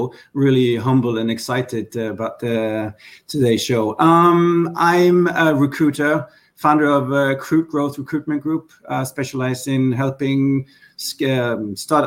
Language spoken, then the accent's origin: English; Sweden; moved away as an adult; now in Norway; I'm a Norwegian by blood, but spending most of my time in Sweden. And, you know, as a Norwegian, growing up in Sweden, moving back